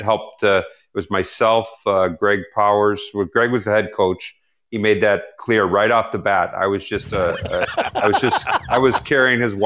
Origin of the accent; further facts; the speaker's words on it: St. Louis, Missouri, United States; I'm from St. Louis, Missouri